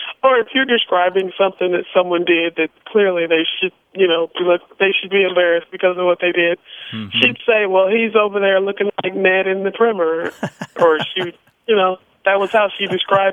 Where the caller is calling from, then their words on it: Indianapolis, Indiana, United States; I'm calling from Indianapolis, Indiana